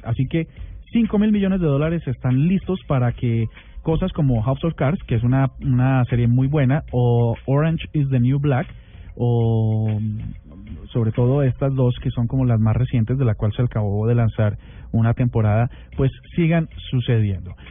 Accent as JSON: {"language": "Spanish", "country": "Colombia", "said": "nuestra hermosa patria Colombia"}